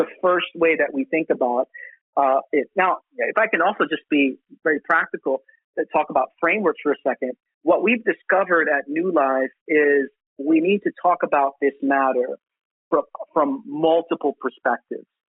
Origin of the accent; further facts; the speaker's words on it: New York City, New York, United States; I was born in Brooklyn, but yeah, Puerto Rican descent